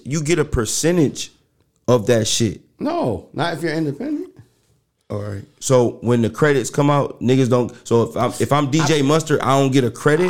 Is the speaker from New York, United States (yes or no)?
yes; New York City, New York, United States; I'm from New York City